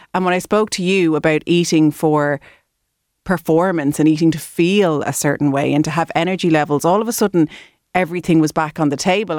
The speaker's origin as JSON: {"language": "English", "country": "Ireland", "said": "Irish people"}